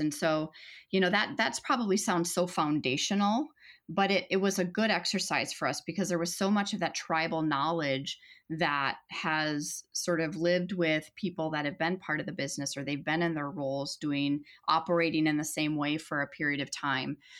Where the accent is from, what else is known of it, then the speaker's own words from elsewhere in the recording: Minnesota, United States; a Minnesotan